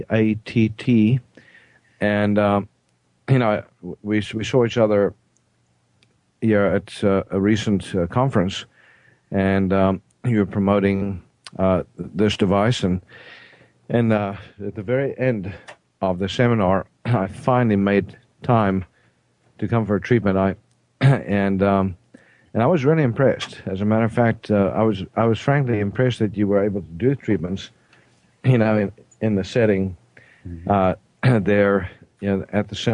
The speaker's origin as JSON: {"language": "English", "country": "South Africa", "said": "I'm South African"}